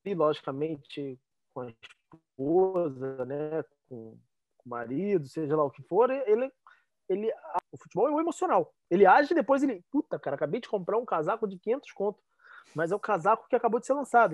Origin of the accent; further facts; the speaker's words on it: Rio de Janeiro, Brazil; ainda mais sendo carioca